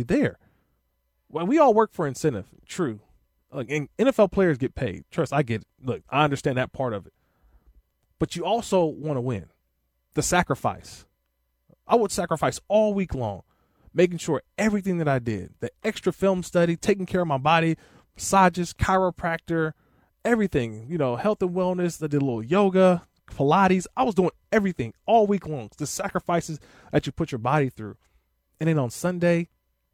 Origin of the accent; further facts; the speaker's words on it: Oakland, California, United States; I grew up in Northern California, played at Bishop O'Dowd High School in Oakland